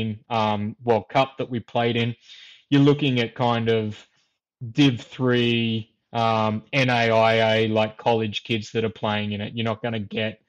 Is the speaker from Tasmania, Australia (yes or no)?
no; near the Victorian border, rural New South Wales, Australia; moved away; also born or lived in Queensland; I grew up in New South, like rural part of New South Wales, where down near the Victorian border